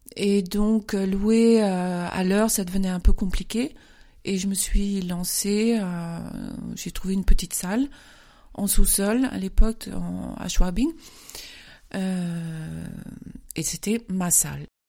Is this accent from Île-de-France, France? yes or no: yes; Paris, Île-de-France, France; moved away as an adult; now in Munich, Germany; Je viens de Paris directement. Je suis arrivée à Munich en 1991.